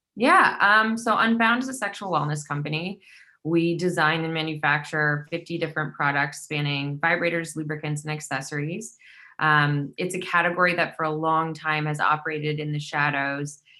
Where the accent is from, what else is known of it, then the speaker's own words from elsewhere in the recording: Midwest, United States; now in Brooklyn, United States; growing up in the Midwest